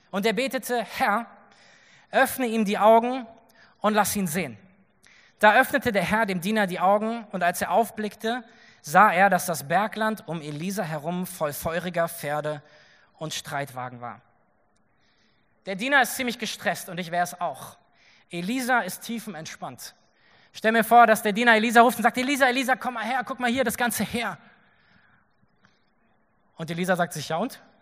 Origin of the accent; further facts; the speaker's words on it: Berlin, Germany; also born or lived in Nordhessen; Ich bin in Nordhessen geboren und als ich elf war, sind wir nach Berlin gezogen.